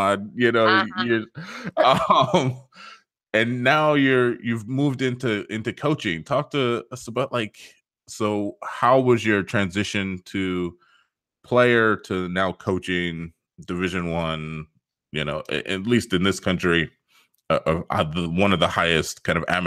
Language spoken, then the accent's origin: English; United States; being American